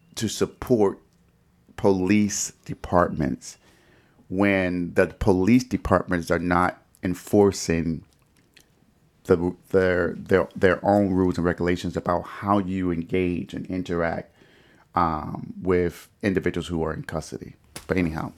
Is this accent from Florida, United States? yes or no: no; Detroit, Michigan, United States; I did grow up in Detroit, which is predominantly African-American